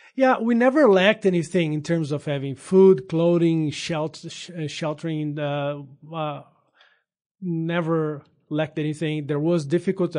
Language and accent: English; São Paulo, Brazil; English is a second language; moved away as an adult; also born or lived in Minas Gerais, Brazil; now in United States; I am originally from Brazil. Grew up there in San, the state of São Paulo.